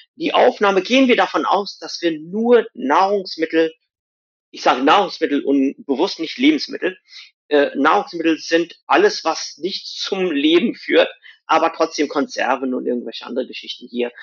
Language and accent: German; India; moved away; wo ich herkomme aus Indien